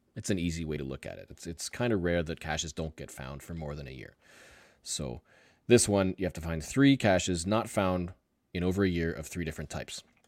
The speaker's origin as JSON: {"language": "English", "country": "Canada", "said": "I'm Canadian."}